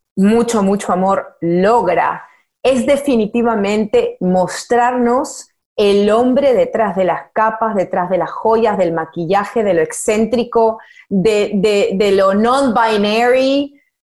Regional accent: Peru; moved away as an adult; also born or lived in Miami, United States; now in Los Angeles, United States; yo soy peruana

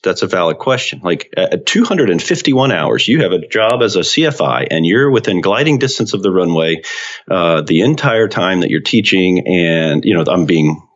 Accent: Central North Carolina, United States; I grew up in Central North Carolina

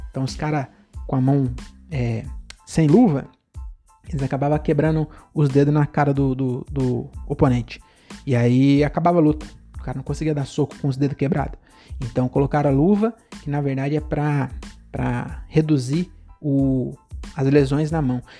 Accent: Francisco Morato, São Paulo, Brazil; Francisco Morata, minha cidade, praticamente minha cidade natal, eu nasci, morei 11 anos na, na Consolação e depois eu fui para Morato sem escala

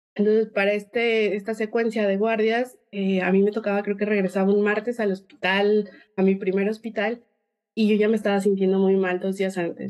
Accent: Mexico; also born or lived in Guadalajara; soy mexicana, probablemente el acento se note un poco diferente

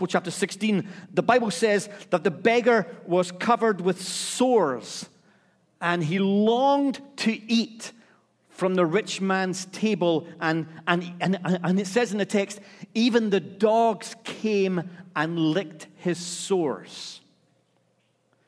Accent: Scotland, United Kingdom; I'm Scottish

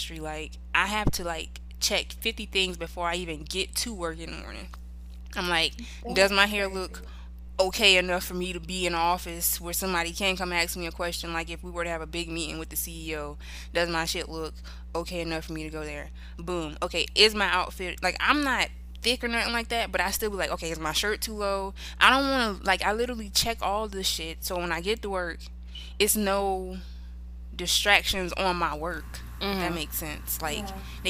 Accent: South Carolina, United States; I'm black. I'm from South Carolina

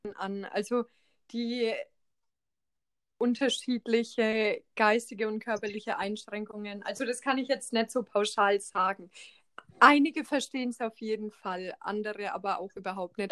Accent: Schweinfurt, Bavaria, Germany; die Fachschule in Schweinfurt da wo ich herkomme

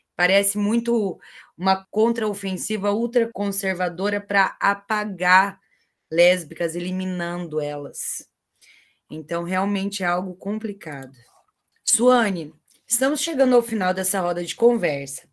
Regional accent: Cascavel, Paraná, Brazil; A minha terrinha, eu sou de Cascavel

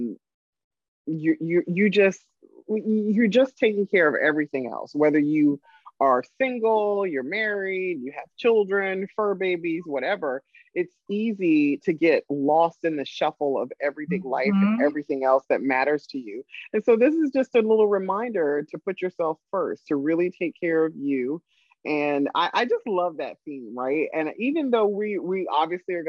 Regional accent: South Carolina, United States; now in Maryland, United States; I'm from South Carolina

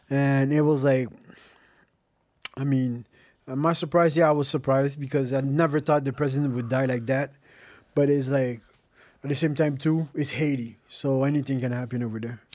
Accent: Montreal, Quebec, Canada; I was born in Montreal

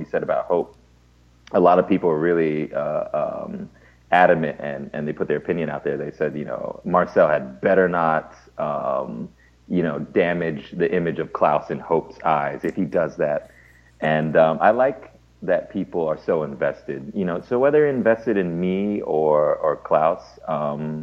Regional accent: Ohio, United States; I'm from Ohio

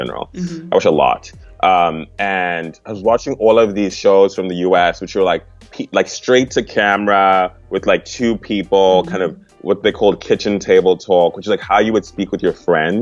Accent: Harare, Zimbabwe; also born or lived in Cape Town, South Africa; now in Los Angeles, United States; I was born in Zimbabwe, in Harare

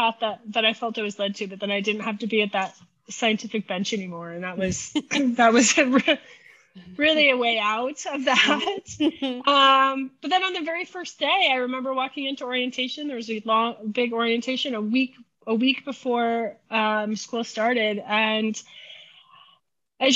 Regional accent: Omaha, Nebraska, United States; moved away as an adult; now in Kansas City, United States; I grew up in Omaha, Nebraska. So I'm a Nebraska girl

